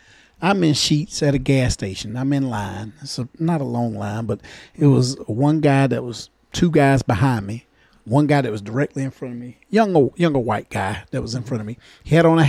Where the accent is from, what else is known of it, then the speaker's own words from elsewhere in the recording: the South, United States; I'm from the South here.